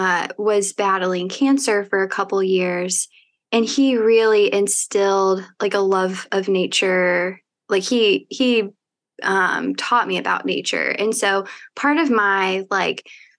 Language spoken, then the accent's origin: English; Evansville, Indiana, United States; born or raised there; moved away as an adult; also born or lived in Bloomington, Indiana; now in Indianapolis, United States